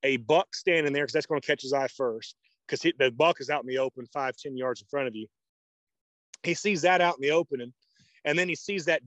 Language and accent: English; Oklahoma, United States; I'm from Oklahoma